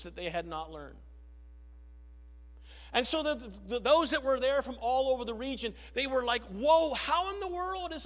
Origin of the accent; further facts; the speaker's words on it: Lockeport, Nova Scotia, Canada; Growing up in Lockport, Nova Scotia